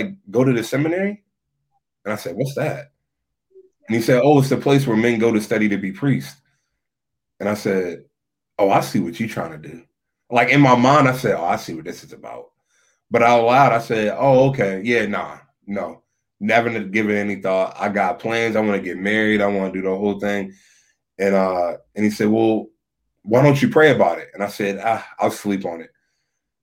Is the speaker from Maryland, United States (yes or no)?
yes; Lexington Park, Maryland, United States; I'm from Southern Maryland, St. Mary's County, born and raised in Lexington Park, Maryland.